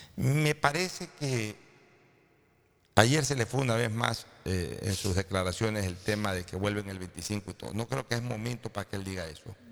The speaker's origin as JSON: {"language": "Spanish", "country": "Ecuador"}